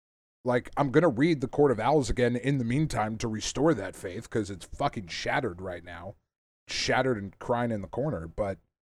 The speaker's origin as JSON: {"language": "English", "region": "Northeast", "country": "United States", "tie": "born or raised there", "said": "I grew up in the Northeast"}